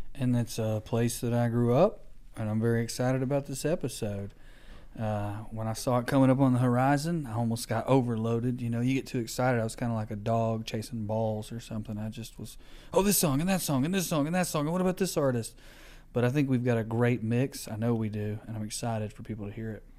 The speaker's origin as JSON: {"language": "English", "region": "Appalachia", "country": "United States", "said": "people from Appalachia"}